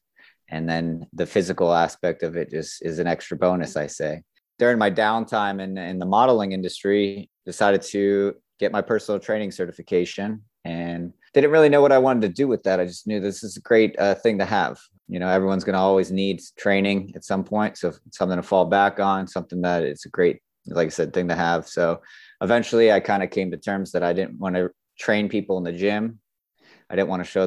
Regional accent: South Florida, United States; I grew up in Florida, South Florida to be exact.

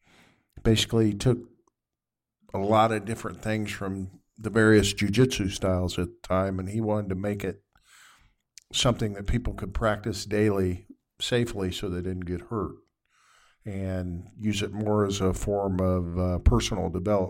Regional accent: Indianapolis, Indiana, United States; I was born here in Indianapolis.

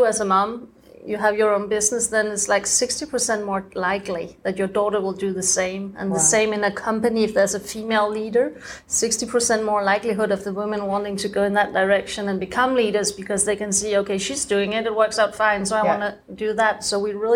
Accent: Denmark; moved away as an adult; also born or lived in France; I'm from Denmark, and I think my growing up was pretty normal.

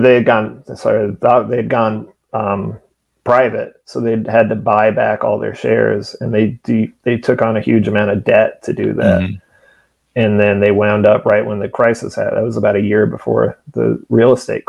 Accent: Fresno, California, United States; Fresno, which is my hometown

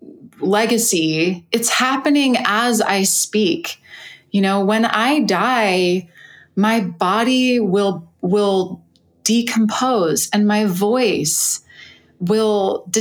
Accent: California, United States; moved away; also born or lived in New Jersey; I was in New Jersey, and I'm from California

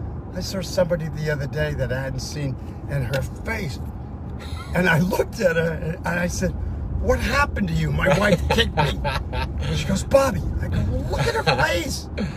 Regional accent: New York, United States; now in California, United States; I grew up in New York on the subways.

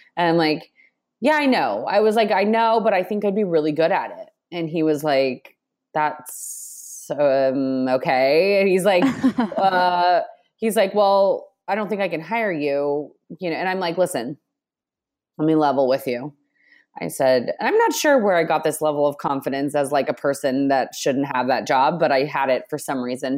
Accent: Texas, United States; moved away as an adult; now in New York, United States; I grew up in Texas and came to New York.

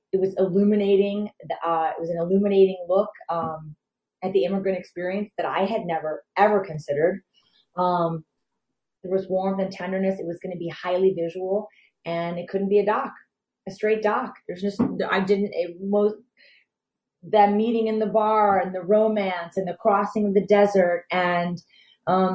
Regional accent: Detroit, Michigan, United States; I'm from Detroit, and I'm definitely a white girl

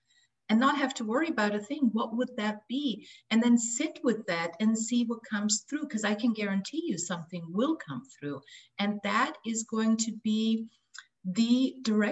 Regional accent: Austria; moved away as an adult; also born or lived in Los Angeles, United States; I left my home country of Austria to come to Los Angeles and get married

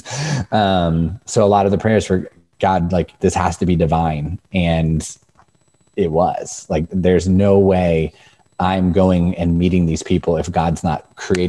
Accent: Northern Virginia, United States; moved away as an adult; now in Frederick, United States; Growing up in Northern Virginia, Frederick culture is very similar

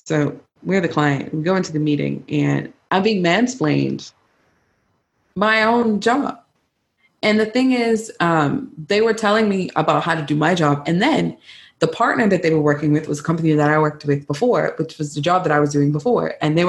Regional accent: Bermuda; accent: Bermudian; It started with me like not code switching, trying to talk as much in my Bermuda accent, whatever's left, you know, and talk about my culture

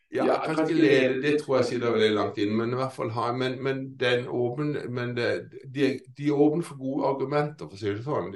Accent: Kristiansand, Agder, Norway; now in Lillesand, Norway; egentlig er jeg fra Kristiansand, men jeg bor i nabokommunen Lillesand

